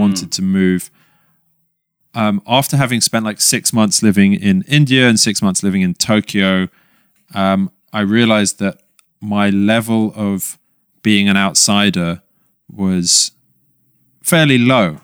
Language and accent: English; London, United Kingdom; moved away; we grew up in London